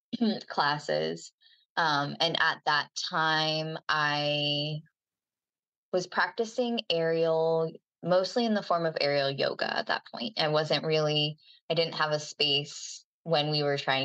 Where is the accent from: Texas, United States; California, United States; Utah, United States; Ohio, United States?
Ohio, United States; Cincinnati; moved away as an adult; now in Jacksonville Beach, United States; Originally, I'm from Cincinnati, Ohio.